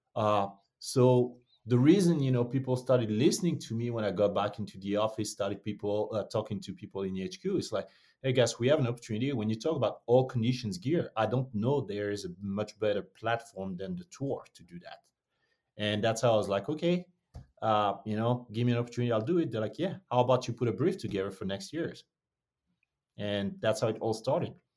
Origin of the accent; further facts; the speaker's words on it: Montfermeil, Île-de-France, France; moved away; also born or lived in Martinique (parents); born and raised in Paris, France, or just outside of Paris, France, it's much easier to say Paris than Montfermeil